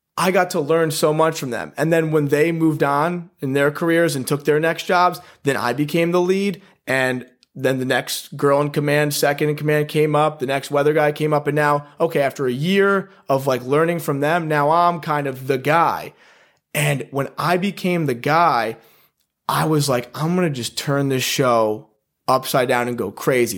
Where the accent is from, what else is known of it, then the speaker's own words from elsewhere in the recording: Guilderland, New York, United States; also born or lived in Poughkeepsie, New York / Wyoming / Oregon; I grew up in upstate New York, Guilderland, went to Guilderland High School